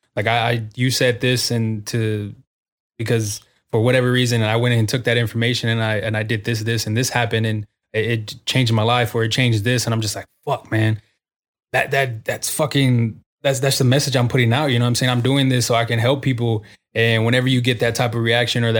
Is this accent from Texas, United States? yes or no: yes; San Antonio, Texas, United States; I'm from the Southwest side of San Antonio.